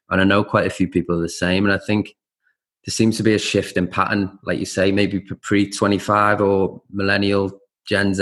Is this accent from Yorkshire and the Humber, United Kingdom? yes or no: no; Liverpool, North West England, United Kingdom; I'm from Liverpool, both my side's ancestry both come from Ireland